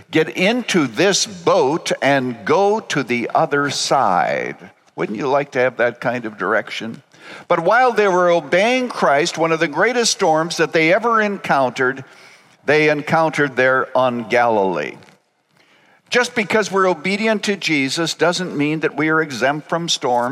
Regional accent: Canada; I was born in Canada on a farm 5 miles from a town of 75 people.

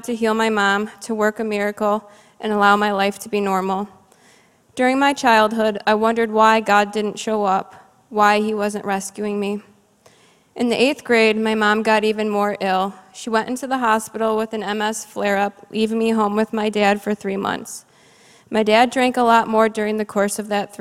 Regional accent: Cleveland, Ohio, United States; I grew up in Cleveland, Ohio, the only child to my parents

